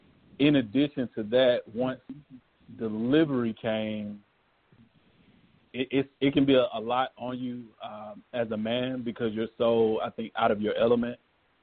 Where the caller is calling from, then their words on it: Atlanta, Georgia, United States; I'm calling from Atlanta.